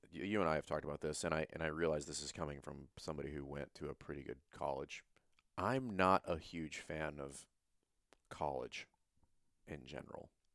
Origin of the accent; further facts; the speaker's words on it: Louisiana, United States; I'm from Louisiana